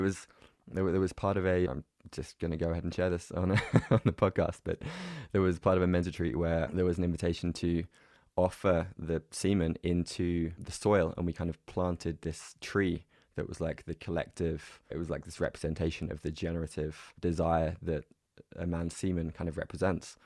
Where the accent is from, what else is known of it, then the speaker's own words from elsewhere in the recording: England, United Kingdom; my background growing up in England was very much kind of emotionally repressed